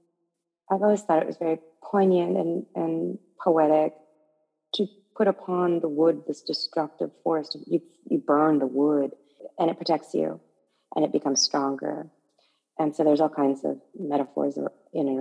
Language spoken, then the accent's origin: English; Okayama, Japan; also born or lived in Northern California, United States; now in New York, United States; the temple that I grew up in Okayama